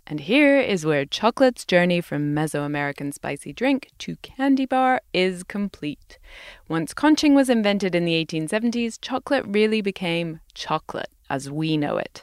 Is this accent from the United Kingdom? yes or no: yes; United Kingdom; As a Brit